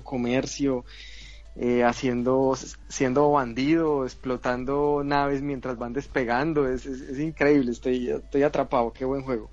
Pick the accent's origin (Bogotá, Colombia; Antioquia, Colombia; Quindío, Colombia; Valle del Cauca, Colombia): Antioquia, Colombia; Medellín; aguantando calor por acá en mi tierra, Medellín, Colombia